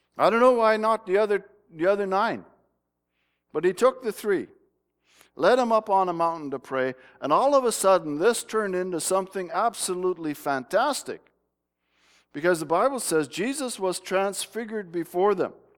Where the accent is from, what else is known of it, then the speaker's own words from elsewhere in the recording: Smithers, British Columbia, Canada; moved away; That's Smithers down in the bottom here. That's where I lived for many years